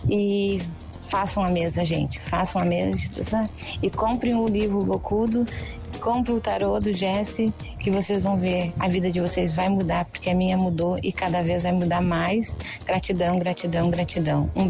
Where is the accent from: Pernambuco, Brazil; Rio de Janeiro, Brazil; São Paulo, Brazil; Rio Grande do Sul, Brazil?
Rio Grande do Sul, Brazil; Porto Alegre; sou de Porto Alegre, Rio Grande do Sul.